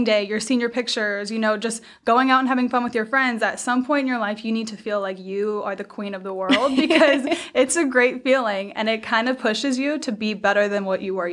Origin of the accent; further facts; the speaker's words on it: Georgia, United States; moved away as an adult; now in Virginia, United States; I grew up in Georgia.